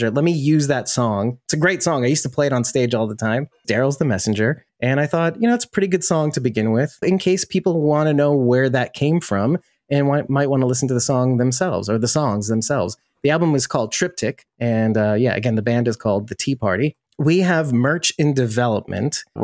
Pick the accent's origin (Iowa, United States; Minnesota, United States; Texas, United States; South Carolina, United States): Texas, United States; Because I'm from Texas, even though I'm Irish.